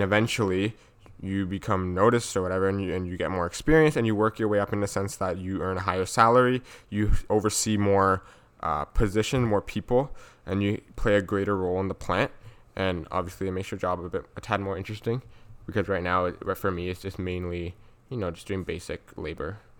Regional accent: Vaughan, Ontario, Canada; growing up in Vaughn, were the friendships and the connections I made, because Vaughn is a s-, safe city

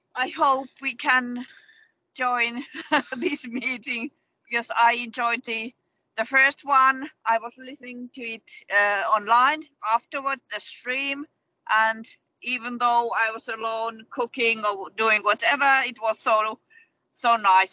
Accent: South Savo, Finland; moved away as an adult; also born or lived in Oulu area / Mikkeli; I'm originally from South Savo, but I have lived uh, in Oulu area uh, for about 17 years

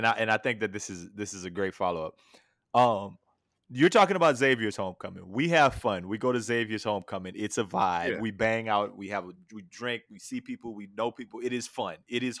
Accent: Louisiana, United States; now in Houston, United States; we live in Houston, but we're from Louisiana, right? He's from Shreveport. I'm from Niobrara.

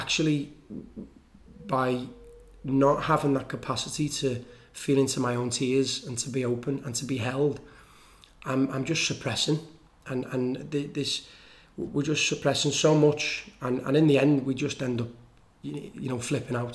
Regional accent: Liverpool, North West England, United Kingdom; I come from Liverpool

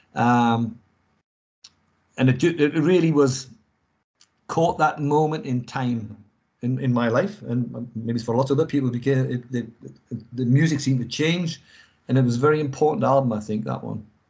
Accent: England, United Kingdom; moved away; obviously I'm English and I'm not in England either

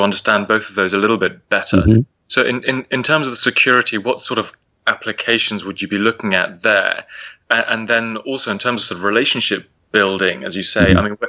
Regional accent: England, United Kingdom; I was the only English person on the flight.

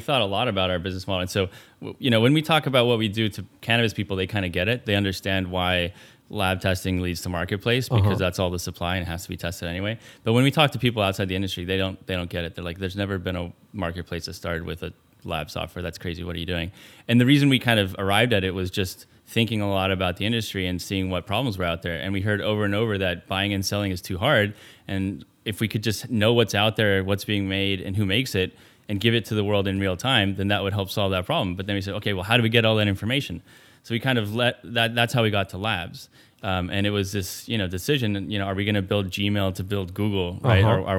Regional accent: Mexico City, Mexico; So I grew up in Mexico.

